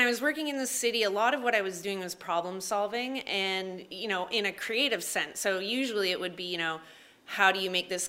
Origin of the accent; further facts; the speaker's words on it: Marmora, Ontario, Canada; also born or lived in Toronto; I'm from Marmara, so I'm a small town girl to begin